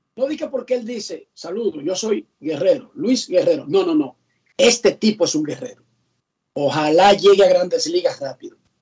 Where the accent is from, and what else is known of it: Dominican Republic